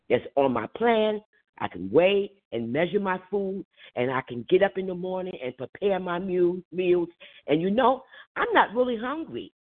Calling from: New Jersey, United States; I'm from New Jersey

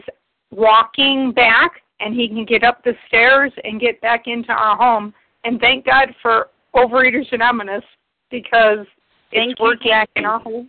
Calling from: Ohio, United States; My first initial is J, and I'm from Ohio.

